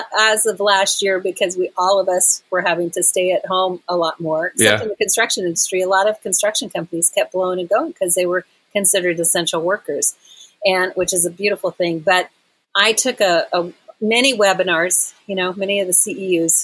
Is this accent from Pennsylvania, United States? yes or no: no; Texas, United States; now in Asheville, United States; I'm originally from Texas, so Texas has always got my heart